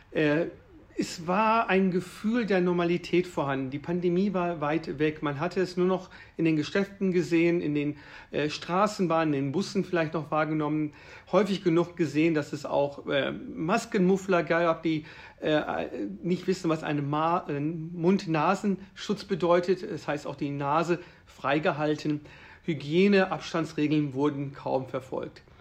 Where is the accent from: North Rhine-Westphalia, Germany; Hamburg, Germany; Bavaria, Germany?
Bavaria, Germany; Würzburg; Also ich komme ja aus der Stadt Würzburg und äh, ich bin ja auch Familienvater.